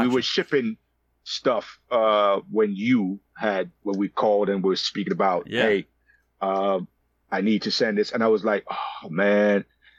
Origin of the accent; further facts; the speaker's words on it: London, United Kingdom; also born or lived in Nigeria; So I was born in London, and at the age of 5, I went to Nigeria.